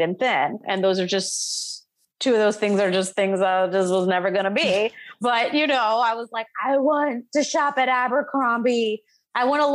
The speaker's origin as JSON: {"language": "English", "town": "Vero Beach", "region": "Florida", "country": "United States", "tie": "born or raised there", "also_born_or_lived": "Atlanta", "moved": "as an adult", "said": "I was born and raised in Florida"}